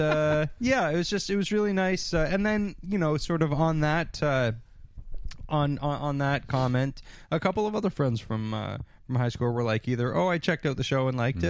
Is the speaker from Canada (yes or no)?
yes; Canada; I'm Canadian.